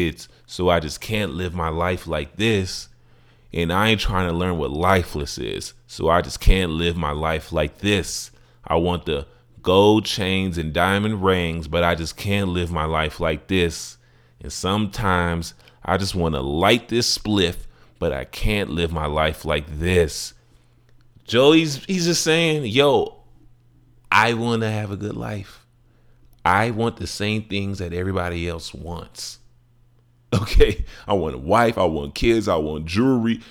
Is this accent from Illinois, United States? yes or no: yes; Chicago, Illinois, United States; my life growing up in Chicago